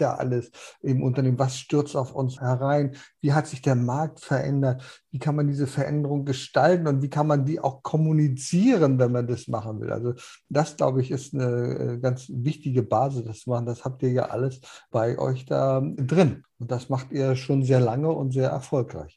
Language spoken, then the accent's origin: German; North Schleswig, Southern Denmark, Denmark; bei uns in Nordschleswig